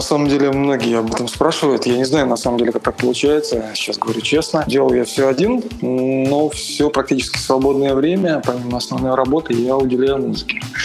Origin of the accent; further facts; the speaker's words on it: Samara, Samara Oblast, Russia; в родном городе городе, это город Самара